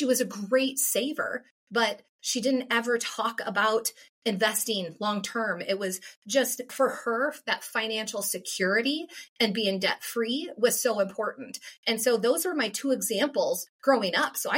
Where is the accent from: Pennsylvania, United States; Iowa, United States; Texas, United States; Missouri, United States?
Iowa, United States; now in Minnesota, United States; born and raised in Iowa. So even though I have lived in Minnesota for 30 plus years